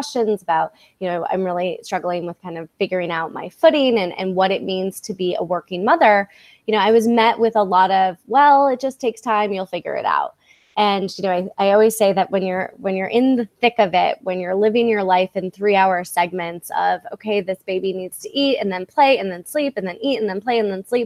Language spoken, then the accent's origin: English; Midwest, United States; moved away; also born or lived in New York / San Diego / Los Angeles; I grew up in the Midwest